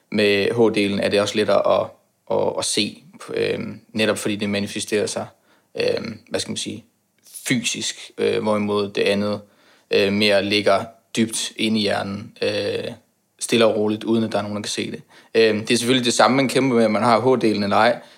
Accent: Aarhus, Central Denmark Region, Denmark; now in Copenhagen, Denmark; Øh, jeg har boet i København i to og et halvt år. Jeg kommer oprindeligt fra Jylland, Aarhus for at være nærmere sagt.

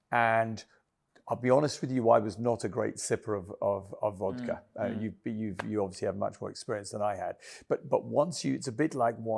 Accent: Kenya; now in England; I came from Kenya, and I was shocked when I first came to England that people went out and they just got blitzed

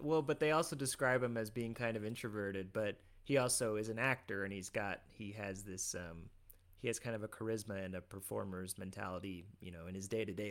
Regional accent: Midwest, United States; we were raised in the Midwest

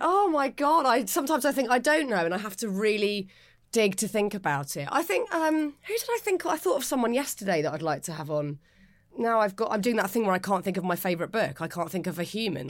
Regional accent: Pinner, London, United Kingdom; we're both from Pinner

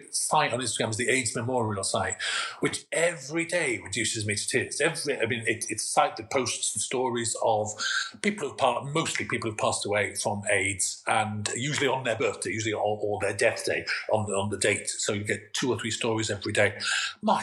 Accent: Swansea, Wales, United Kingdom; moved away; also born or lived in Manchester; I'm from Swansea. I live in I spent half the year in Manchester, half the year in Swansea

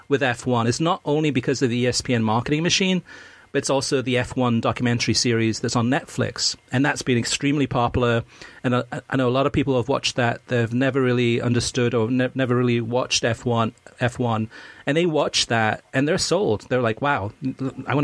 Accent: Wales, United Kingdom; now in United States; I was born in Wales, grew up in Wales. I mean, lived in the United States now for almost 40 years.

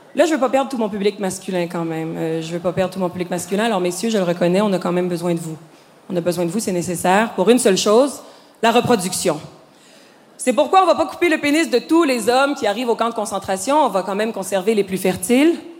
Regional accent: Quebec, Canada; je suis québécoise

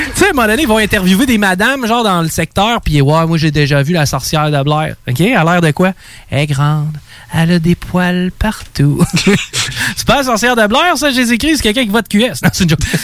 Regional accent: Val-Bélair, Quebec, Canada; je viens de Val, Bel

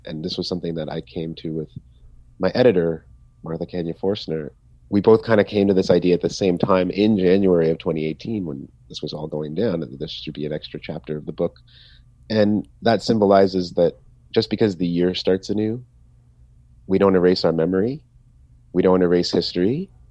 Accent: Canada; being Canadian

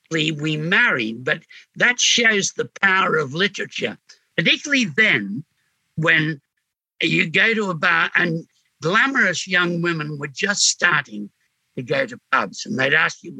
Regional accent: Sydney, New South Wales, Australia; also born or lived in Glebe; coming from Glebe, I came from Homebush, which made up in boredom for what Glebe supplied in squalor

